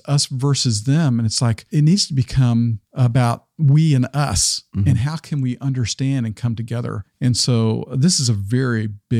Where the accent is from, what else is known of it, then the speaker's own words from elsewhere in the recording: Arkansas, United States; You know, I grew up in Arkansas, which tended to be in the corner of the state, tended to be very Republican.